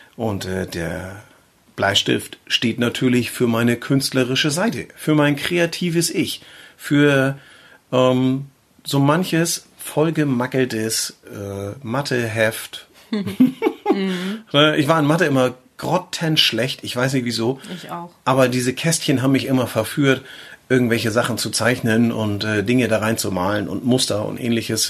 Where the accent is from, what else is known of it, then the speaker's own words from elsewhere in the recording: between Eckernförde and Schleswig, near Flensburg, Schleswig-Holstein, Germany; Wir, wir kommen ja aus der Gegend von Flensburg, also nahe der dänischen Grenze aufgewachsen äh, und äh, groß geworden bin ich so zwischen Eckernförde, Schleswig, ähm, so die Ecke, also so richtig typisch norddeutscher Bengel.